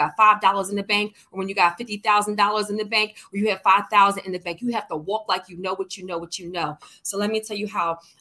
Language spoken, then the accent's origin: English; Philadelphia, Pennsylvania, United States; I'm from Philly